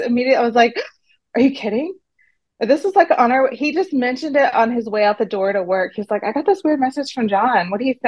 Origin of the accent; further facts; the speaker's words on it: Texas, United States; moved away as an adult; also born or lived in New York City; now in Shanghai, China; I'm from Texas